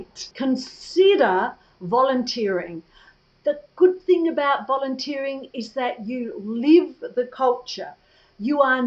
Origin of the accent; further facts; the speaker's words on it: Australia; moved away; spend a few more months in my home country